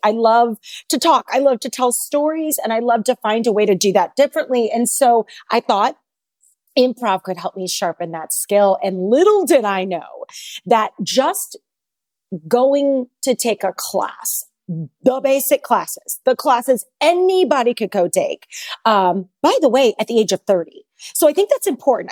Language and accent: English; St. Louis, Missouri, United States; moved away as an adult; also born or lived in Chicago, Illinois; I am a Saint Louis girl, born and raised in the Midwest.